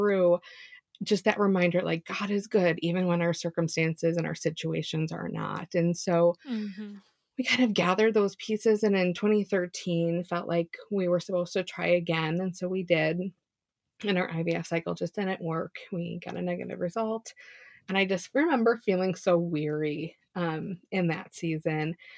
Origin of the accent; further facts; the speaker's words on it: Chicago, Illinois, United States; moved away as an adult; also born or lived in Indiana; now in Minnesota, United States; I grew up in Chicago, moved to Minnesota once we got married.